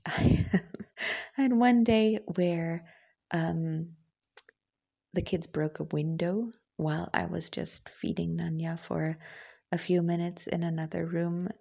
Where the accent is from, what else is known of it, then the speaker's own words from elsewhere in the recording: Germany; English is a second language; as a German